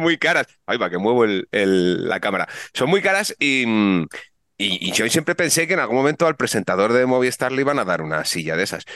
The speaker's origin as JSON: {"language": "Spanish", "town": "Vigo", "region": "Galicia", "country": "Spain", "tie": "born or raised there", "said": "yo nací en Vigo, aunque soy de la gimnastía segoviana, yo nací en Vigo"}